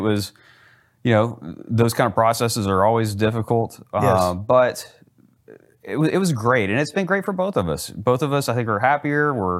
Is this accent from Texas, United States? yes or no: yes; Plano, Texas, United States; also born or lived in Lubbock, Texas; so I was born in Lubbock, Texas. That's West Texas for anybody out there who doesn't know where that is. And we moved to Plano when I was about 3 years old. And okay. So I grew up in the Dallas-Fort Worth area.